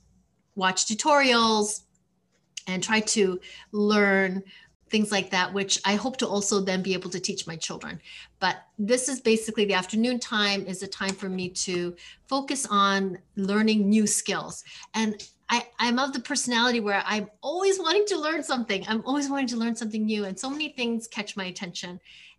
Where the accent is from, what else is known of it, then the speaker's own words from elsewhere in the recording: Canada; I'm from Canada. We use kilometers.